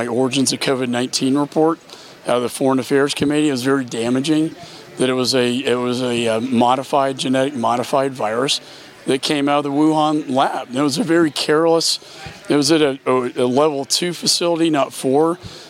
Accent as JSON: {"language": "English", "region": "Texas", "country": "United States", "said": "In my home state, they were stealing from the Texas Medical Center."}